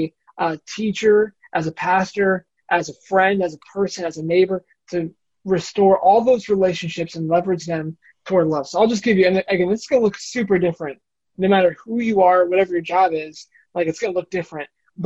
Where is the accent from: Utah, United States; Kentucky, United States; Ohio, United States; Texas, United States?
Ohio, United States; Bowling Green; So I mentioned I came from Bowling Green, there's a church there.